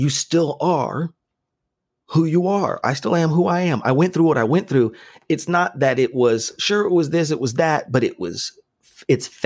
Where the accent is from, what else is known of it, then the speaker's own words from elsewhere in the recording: Las Vegas, Nevada, United States; I grew up in Vegas at a time when